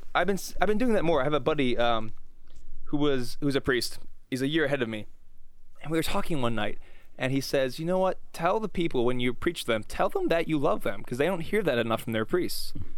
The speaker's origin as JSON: {"language": "English", "country": "United States"}